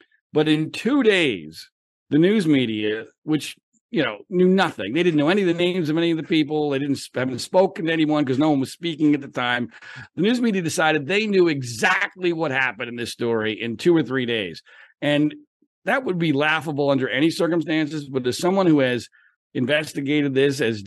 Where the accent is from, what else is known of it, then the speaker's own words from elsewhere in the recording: suburbs of Philadelphia, Pennsylvania, United States; I grew up in Pennsylvania in the suburbs of Philadelphia